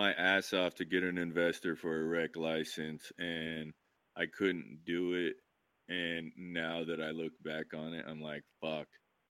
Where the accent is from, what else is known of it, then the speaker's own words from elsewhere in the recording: Idaho, United States; now in Oregon, United States; the state I grew up in Idaho